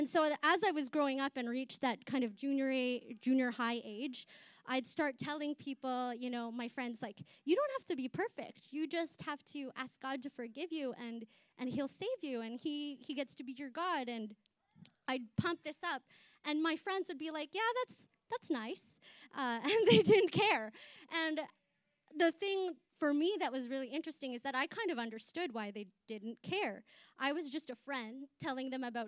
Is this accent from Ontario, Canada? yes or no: yes; Chatham, Ontario, Canada; also born or lived in Philippines; I immigrated here from the Philippines, so growing up in the 90s in Chatham, I was a visible minority